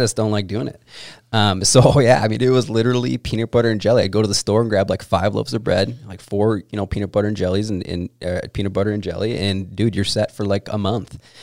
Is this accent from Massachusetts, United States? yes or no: no; Minnesota, United States; when I was growing up in Minnesota